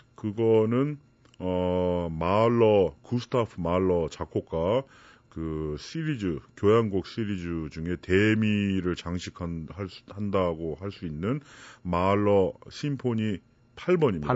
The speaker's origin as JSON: {"language": "Korean", "country": "South Korea", "moved": "as an adult", "lives_now": "Germany"}